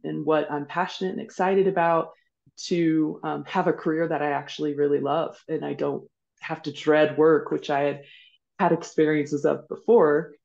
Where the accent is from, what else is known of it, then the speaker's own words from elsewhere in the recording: rural Kansas, United States; moved away as an adult; also born or lived in Mauritius; I grew up in rural Kansas